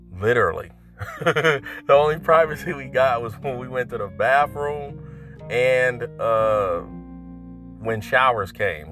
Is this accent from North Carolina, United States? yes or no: yes; North Carolina, United States; moved away; I'm originally from North Carolina